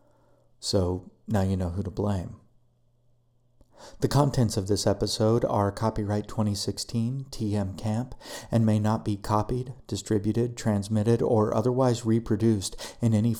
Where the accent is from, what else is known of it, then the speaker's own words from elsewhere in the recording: United States; I'm an American